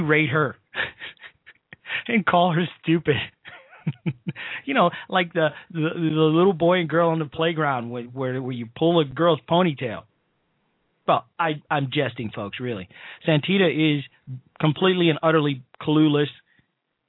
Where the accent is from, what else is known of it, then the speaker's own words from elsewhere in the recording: Chicago, Illinois, United States; in my hometown of Chicago, Illinois